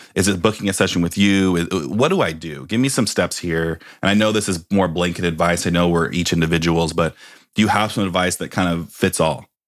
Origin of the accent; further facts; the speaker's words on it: Bay Area, California, United States; I grew up in the Bay Area